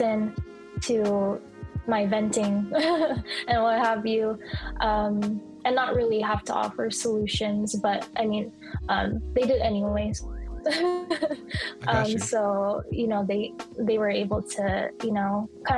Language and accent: English; United States; as a Filipino American second generation, that's, you know, I'm second generation Filipino